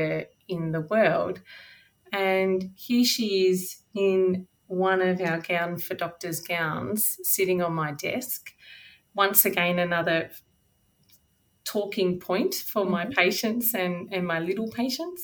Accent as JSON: {"language": "English", "town": "Charlton", "region": "Victoria", "country": "Australia", "tie": "born or raised there", "also_born_or_lived": "Geelong", "moved": "as an adult", "lives_now": "Bendigo, Australia", "said": "I grew up in Charlton, which is in north central Victoria."}